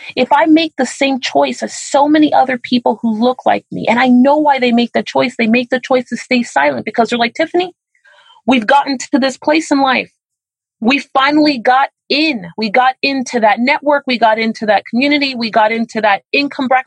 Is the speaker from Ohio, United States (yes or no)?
no; Miami, Florida, United States; I'm from Miami, Florida